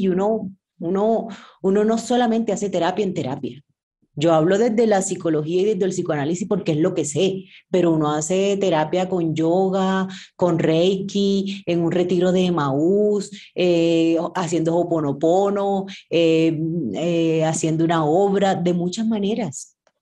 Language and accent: Spanish; Sincelejo, Sucre, Colombia; cincelejana, colombiana.